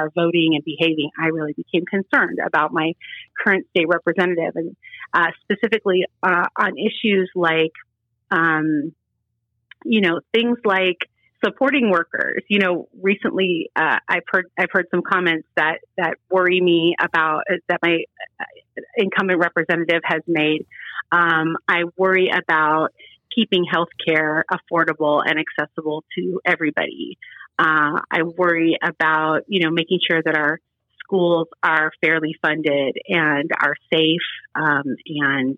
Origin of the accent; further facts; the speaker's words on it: Cincinnati, Ohio, United States; moved away as an adult; also born or lived in West Side (Cleveland area), Ohio; I was born in Cincinnati, but I've lived on the West Side for, it'll be 18 years